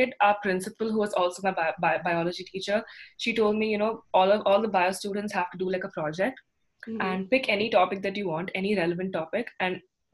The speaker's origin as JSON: {"language": "English", "town": "Bangalore", "region": "Karnataka", "country": "India", "said": "I'm from Bangalore"}